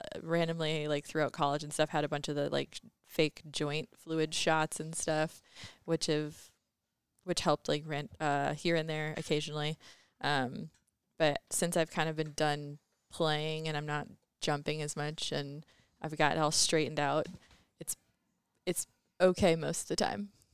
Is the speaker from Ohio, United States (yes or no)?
no; Cherry Valley, Illinois, United States; also born or lived in Indiana; I'm from Cherry Valley, Illinois, so right next to Rockford. I went to high school at Keith Country Day School in Rockford